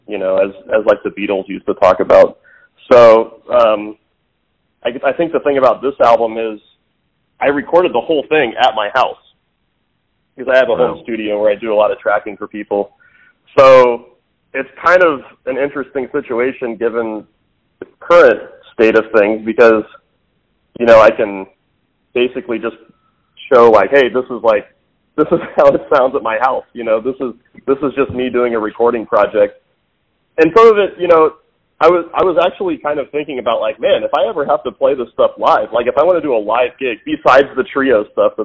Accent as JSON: {"language": "English", "town": "Parkville", "region": "Missouri", "country": "United States", "tie": "born or raised there", "said": "I grew up in Parkville, so it's sort of north of the river"}